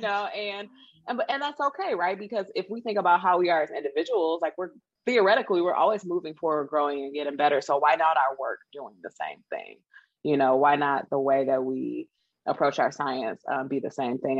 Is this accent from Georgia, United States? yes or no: no; Detroit, Michigan, United States; I am from a factory town. Okay. I am from Detroit.